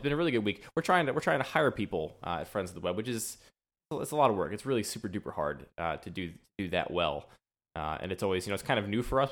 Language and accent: English; suburbs outside of Philadelphia, Pennsylvania, United States; now in Baltimore, United States; I was raised in the suburbs outside of Philadelphia